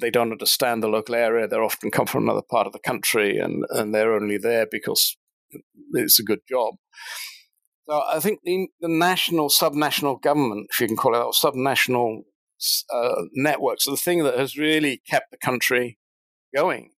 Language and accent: English; United Kingdom; moved away as an adult; now in New Zealand; I'm actually British born, but I, have been living in New Zealand now since 2007.